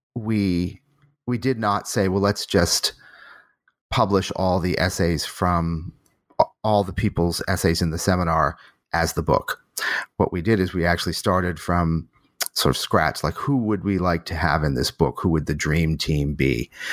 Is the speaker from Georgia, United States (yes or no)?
no; Boston, Massachusetts, United States; moved away; also born or lived in New Haven, Connecticut / Rochester, New York / Berkeley, California; I was born in Boston